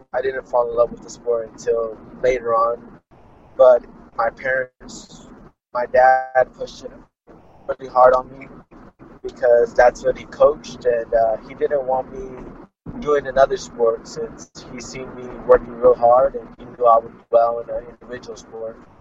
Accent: Fresno, California, United States; I'm from Fresno, California, um, United States of America. Uh, my dad was an amateur boxer himself, and he opened up his own boxing gym. And I grew up in the boxing gym

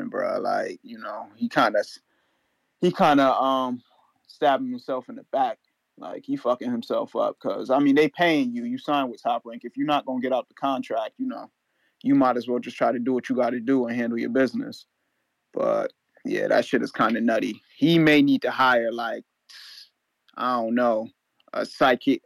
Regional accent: Connecticut, United States; I'm from Connecticut

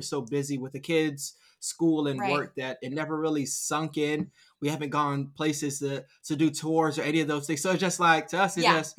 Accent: Miami, Florida, United States; now in Tampa, United States; I'm born and raised in Miami

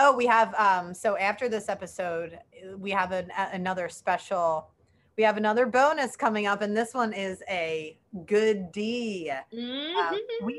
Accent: Philadelphia, Pennsylvania, United States; accent: Philadelphian; growing up in Northeast Philly.

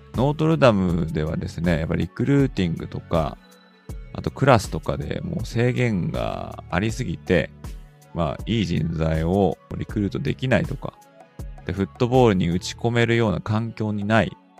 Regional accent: Kanto, Japan; 日本の出身は関東なんですけどね

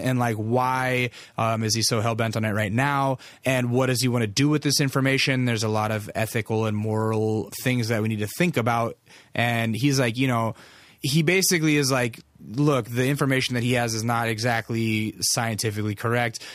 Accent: Alaska, United States; I'm from Alaska

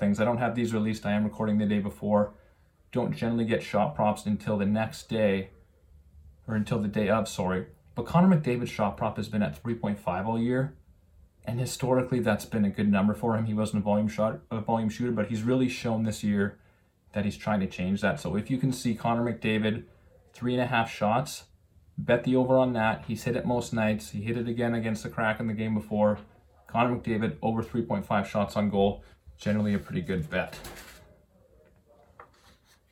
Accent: Calgary, Alberta, Canada; moved away; I'm originally from Calgary, so I grew up a Flames fan

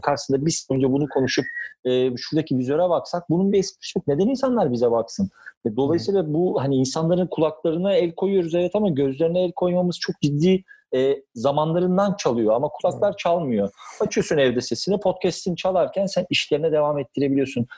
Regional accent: Kınalıada, Istanbul, Turkey; benim de bütün çocukluğum yayamın evinde Kınalı'da geçti

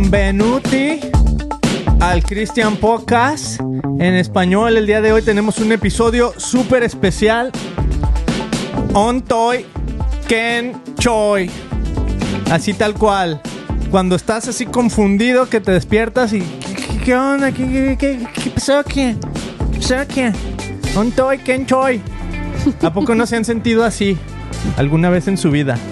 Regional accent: Mexico; now in United States; tenemos 16 años aquí en Estados Unidos y sin papeles. Entonces de repente yo pues me considero un mexicano

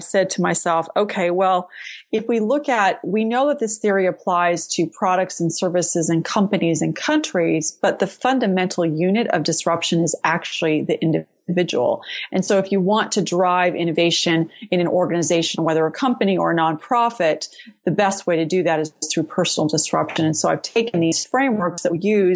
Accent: San Jose, California, United States; also born or lived in Boston; now in Lexington, United States; I'm actually from San Jose, California

